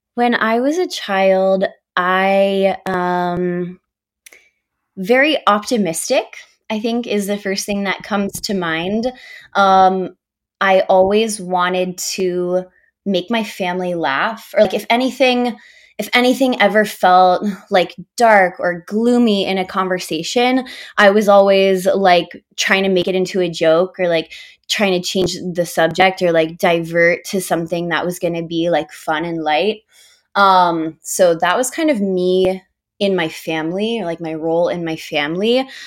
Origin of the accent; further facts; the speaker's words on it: Augusta, Georgia, United States; moved away as an adult; also born or lived in Miami; now in Palo Alto, United States; I was, like, super involved in all of the community theaters where I grew up in Augusta, Georgia